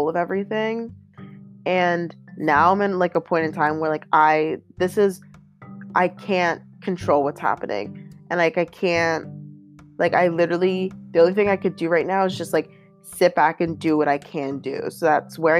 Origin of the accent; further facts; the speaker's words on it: Pittsburgh, Pennsylvania, United States; I'm from Pittsburgh.